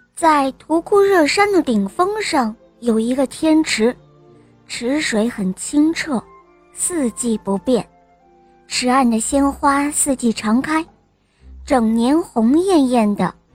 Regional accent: Nanjing, Jiangsu, China; 今年五岁了，我来自南京

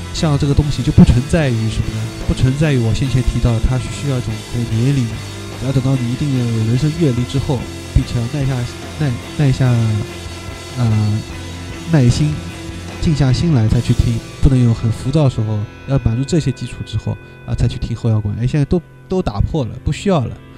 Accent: China; also born or lived in Shanghai; 作为我们中国人来说

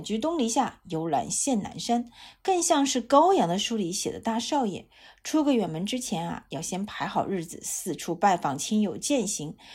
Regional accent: China; 我们中国人

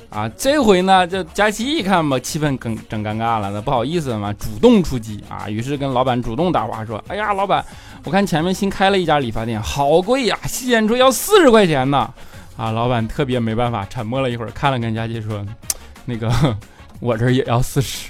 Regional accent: Northeast China, China; accent: 大碴子味儿 (Northeastern Chinese accent); 我这一口大碴子味儿

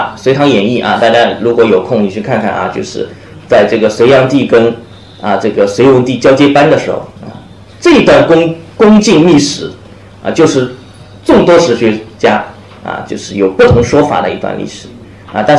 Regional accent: China; 人是从我们中国人是从什么时候开始相信学习历史是可以帮助你

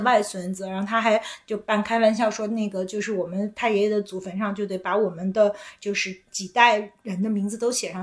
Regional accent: Beijing, China; 我就是在北京长大，就是我嗯。的identity是一个土生土长的北京人

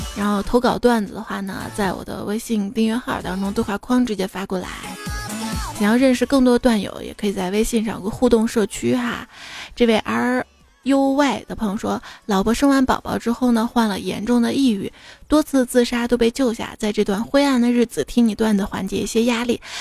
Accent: northern China, China; 作为一个北方人

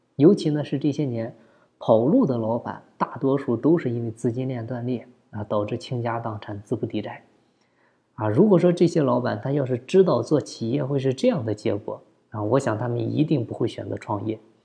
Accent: China; 我们中国人都喜欢讲情谊

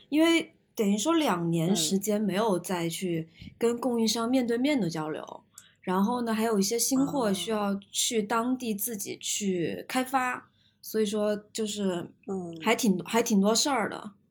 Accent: China; 我们其实中国人不太用地毯嘛

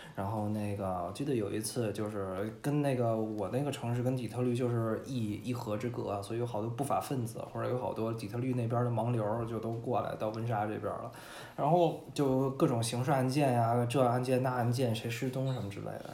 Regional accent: China; also born or lived in Windsor, Canada; now in Toronto, Canada; 我们中国人都拿这喝

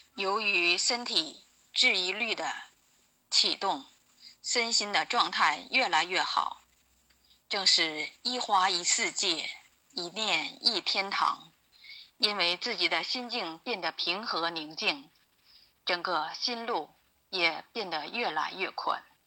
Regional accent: Jinzhou, Liaoning, China; 我来自辽宁锦州

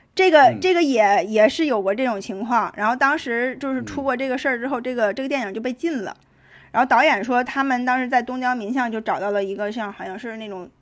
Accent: Tangshan, Hebei, China; 就是用我们唐山那儿老话讲

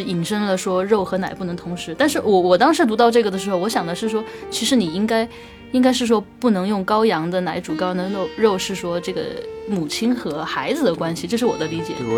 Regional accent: China; 我们中国人

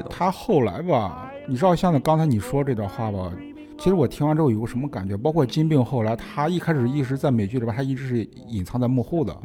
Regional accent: China; 我们中国人也有这个情节

